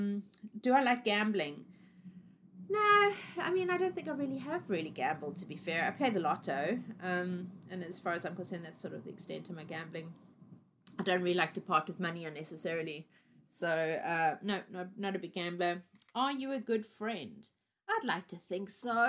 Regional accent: Cape Town, Western Cape, South Africa; also born or lived in Harare, Zimbabwe; I was born in the capital called Harare, and I lived in Zimbabwe until I was 4 years old, and then my family moved to South Africa to Cape Town

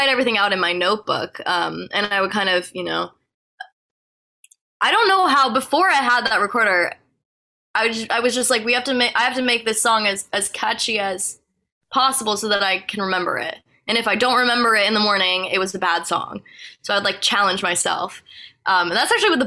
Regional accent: Providence, Rhode Island, United States; moved away as an adult; also born or lived in Los Angeles; now in West Hollywood, United States; I'm from Providence. I love Rhode Island.

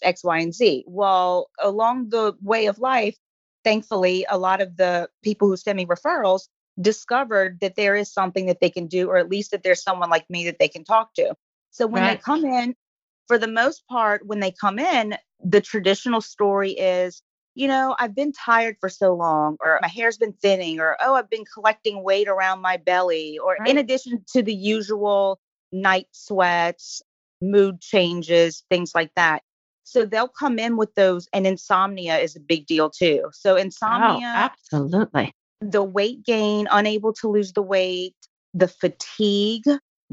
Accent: New Orleans, Louisiana, United States; I am from New Orleans, born and raised

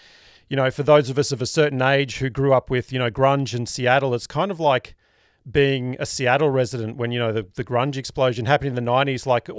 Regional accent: Brisbane, Queensland, Australia; places like Paddington, Red Hill, Ashgrove, The Gap, and that's where I grew up in Brisbane.

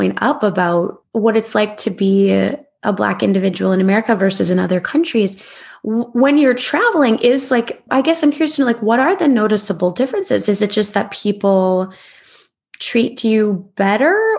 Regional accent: United States; embarrassed to be an American

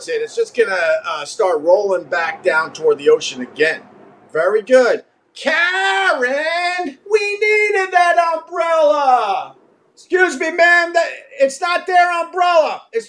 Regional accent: New York, United States; accent: Long Island; I would play back the tape and I would hear the words that just didn't sound like words because of my Long Island accent.

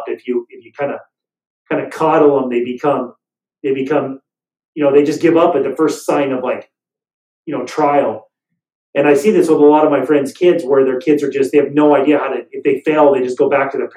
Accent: Las Vegas, Nevada, United States; moved away; I grew up in Las Vegas, Nevada, and from the time I was about 4 or 5 years old or so, I moved to Las Vegas

